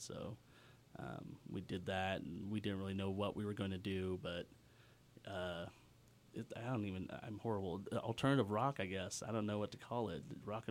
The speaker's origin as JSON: {"language": "English", "town": "Fair Oaks", "region": "California", "country": "United States", "tie": "born or raised there", "said": "Fair Oaks."}